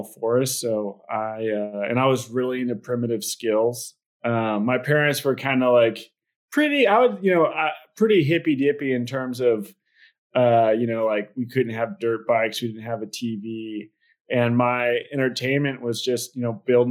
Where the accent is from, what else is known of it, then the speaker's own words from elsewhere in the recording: Portland, Oregon, United States; I was born in Portland, Oregon